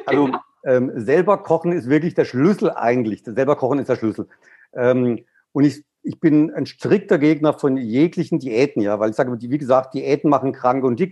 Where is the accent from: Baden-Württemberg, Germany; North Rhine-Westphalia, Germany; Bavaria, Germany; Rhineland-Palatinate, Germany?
Baden-Württemberg, Germany; Black Forest; Ich komme jetzt aus dem Schwarzwald